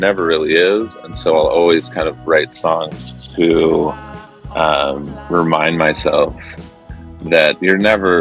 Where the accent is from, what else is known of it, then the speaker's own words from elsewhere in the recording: Irvine, California, United States; moved away as an adult; also born or lived in Newport Beach, California / San Francisco, California; now in Marin County, United States; I grew up in Southern California in Irvine and then Newport Beach. And I moved up to San Francisco in 2000